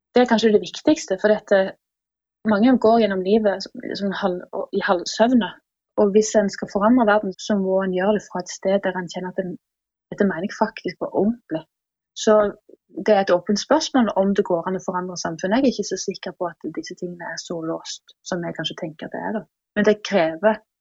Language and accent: Norwegian; Jæren, Rogaland, Norway; now in Oslo, Norway; jeg kommer fra Jæren. Jeg har bodd i Oslo siden 2006